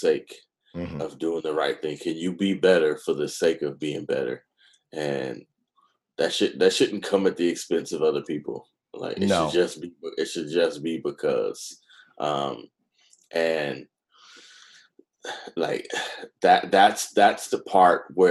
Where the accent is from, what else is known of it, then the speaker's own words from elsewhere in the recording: Oakland, California, United States; I'm from Oakland